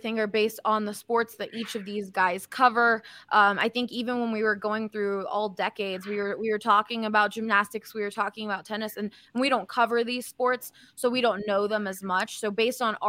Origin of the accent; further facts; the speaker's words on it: Philadelphia, Pennsylvania, United States; also born or lived in Washington, D.C.; now in Colorado, United States; I grew up in Philly